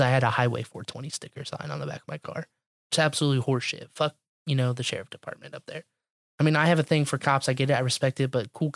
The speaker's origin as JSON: {"language": "English", "town": "Chicago", "region": "Illinois", "country": "United States", "tie": "born or raised there", "said": "I was born in Chicago"}